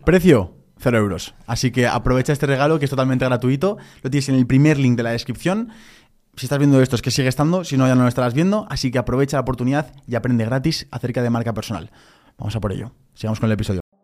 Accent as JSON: {"language": "Spanish", "town": "Zaragoza", "region": "Aragon", "country": "Spain", "said": "estuve en la selección aragonesa de fútbol, que yo soy de Zaragoza"}